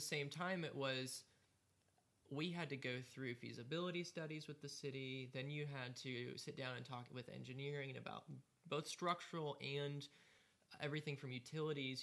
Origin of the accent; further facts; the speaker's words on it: United States; also born or lived in Greenville, South Carolina; as an American